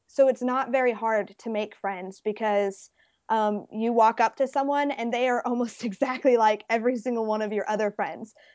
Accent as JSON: {"language": "English", "town": "Baton Rouge", "region": "Louisiana", "country": "United States", "tie": "born or raised there", "also_born_or_lived": "Las Vegas, Nevada"}